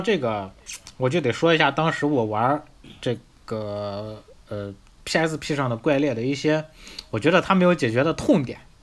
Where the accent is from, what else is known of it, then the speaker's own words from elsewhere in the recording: northern China, China; accent: northern; 咱们这北方口音